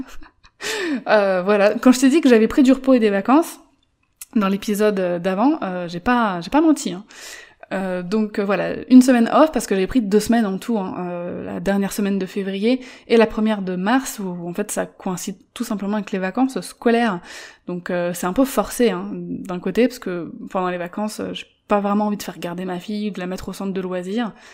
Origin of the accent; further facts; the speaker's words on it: Paris, Île-de-France, France; moved away; Moi qui suis parisienne